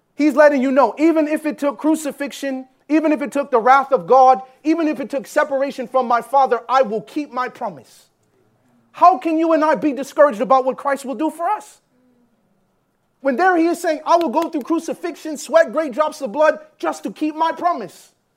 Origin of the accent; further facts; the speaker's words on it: Jamaica; also born or lived in Canada; I'm Jamaican